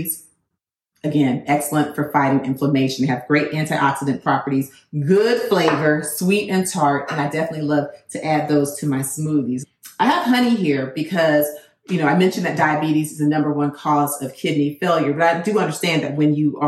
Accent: Florida, United States; I'm from Florida

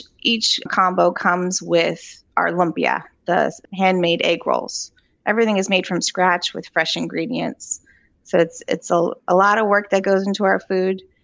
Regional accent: Charlottesville, Virginia, United States; I grew up here in Charlottesville, so we're both from here

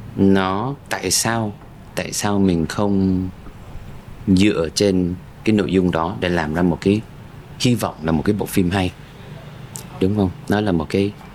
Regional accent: United States; moved away as an adult; now in Vietnam; một người mà sinh ra và lớn lên ở Mỹ

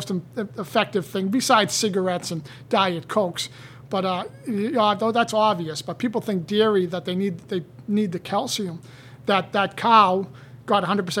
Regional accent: Canton, United States; I grew up in Canton, and everyone to this day, they say, oh, you know …, he opened up juice bars.

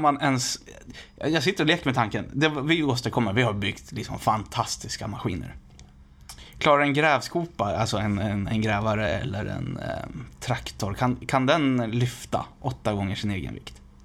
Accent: Västerås, Västmanland, Sweden; jag är född i Västerås

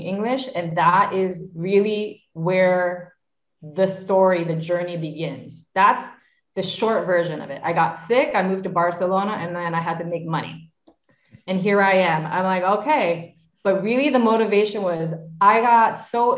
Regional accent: New York, United States; my two brothers and I grew up in New York

